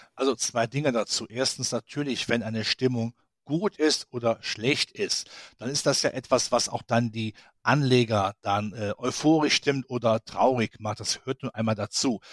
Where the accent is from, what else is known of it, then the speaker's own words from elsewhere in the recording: Rhineland, Germany; ich als Rheinländer